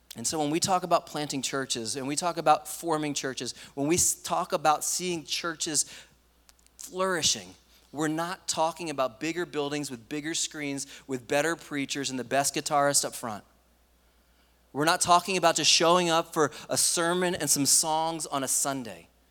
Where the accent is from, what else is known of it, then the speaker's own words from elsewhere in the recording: East Coast, United States; moved away; I grew up in the East Coast